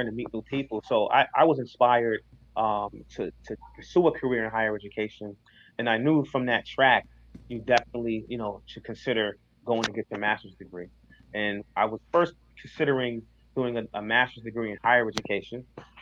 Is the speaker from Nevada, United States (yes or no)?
no; Hartford, Connecticut, United States; I grew up in Hartford